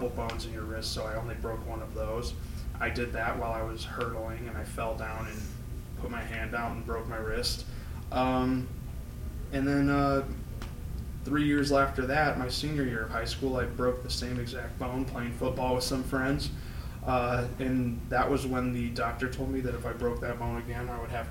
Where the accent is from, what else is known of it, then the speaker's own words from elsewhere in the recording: St. Charles, Illinois, United States; moved away as an adult; also born or lived in Bitburg, Germany / North Carolina; now in Michigan, United States; we moved out of North Carolina to a place called St. Charles, which is a suburb of Chicago. And that's where I tell people I grew up